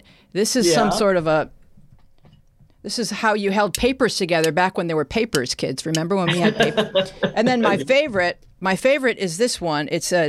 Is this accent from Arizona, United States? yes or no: no; Buffalo, New York, United States; I grew up in Buffalo, New York